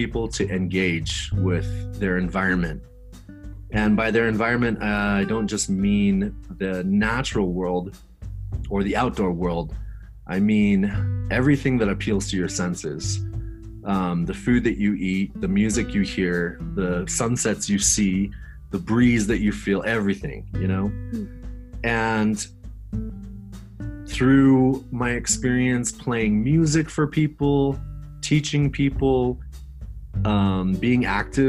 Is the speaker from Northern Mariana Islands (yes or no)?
yes; Saipan, Northern Mariana Islands; also born or lived in Denver, Colorado / Japan / Hawaii; now in Colorado, United States; I was born and raised in Saipan, tiny little island in the Pacific